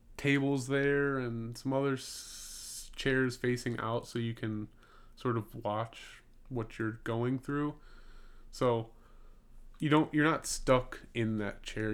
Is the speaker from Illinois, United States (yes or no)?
yes; Gurnee, Illinois, United States; moved away; I'm from Gurnee, Illinois, and it's spelled G U R N